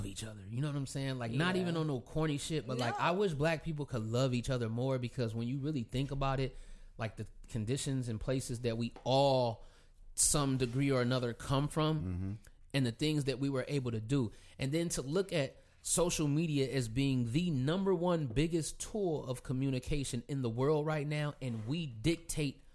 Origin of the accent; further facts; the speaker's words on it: California, United States; I'm from California